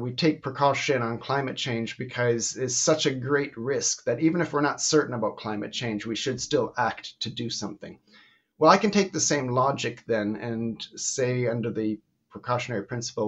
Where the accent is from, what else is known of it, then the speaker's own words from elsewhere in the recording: Canada; now in Belgium; I'm originally Canadian, living in Belgium for the last 40 years